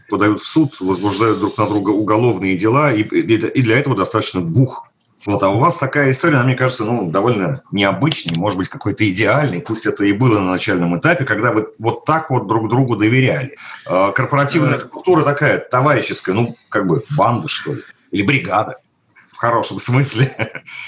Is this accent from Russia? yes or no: yes; Moscow, Russia; я как э, москвич